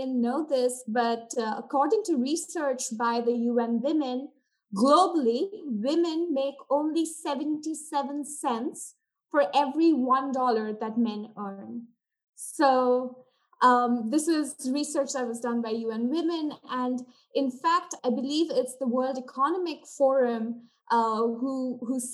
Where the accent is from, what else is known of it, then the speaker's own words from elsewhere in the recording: India; moved away as an adult; now in United States; I was born and brought up in India, and I attended schooling in India and did my undergrad from India, after which I traveled here to the US